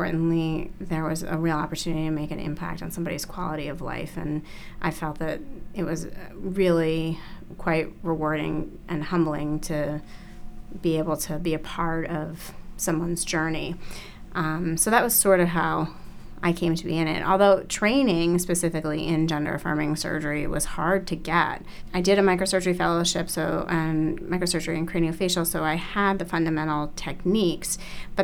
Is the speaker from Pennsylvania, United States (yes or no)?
yes; Philadelphia, Pennsylvania, United States; So I grew up in Philadelphia. I grew up actually in the city in Philadelphia